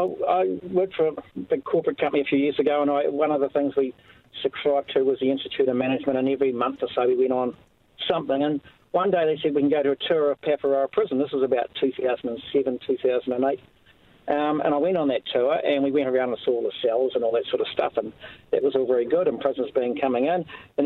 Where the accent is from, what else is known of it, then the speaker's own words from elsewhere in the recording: Greymouth, West Coast, New Zealand; moved away; I'm from Greymouth originally